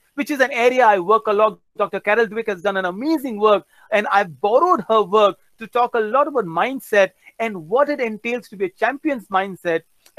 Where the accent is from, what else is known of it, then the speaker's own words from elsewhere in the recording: Andaman and Nicobar Islands, India; also born or lived in Kolkata / Chennai / Gujarat; now in Mumbai, India; I grew up in Andaman Nicobar. So I was born in Kolkata, did my engineering in Chennai. And you know, I speak a bit of Bengali, I speak a bit of Tamil.